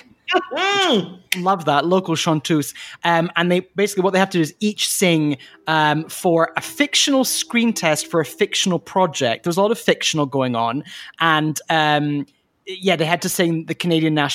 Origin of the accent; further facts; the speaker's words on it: Scotland, United Kingdom; accent: Scottish; my Scottish accent